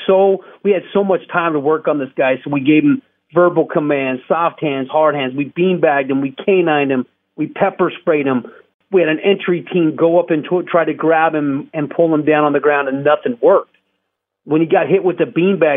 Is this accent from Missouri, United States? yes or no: no; Scottsdale, Arizona, United States; I was a clean-cut kid, born and raised in Scottsdale, huge family, church-going